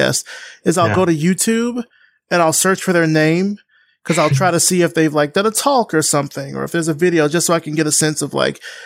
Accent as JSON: {"language": "English", "region": "Alabama", "country": "United States", "said": "I'm from Alabama. I'm from like the deep south here in the United States."}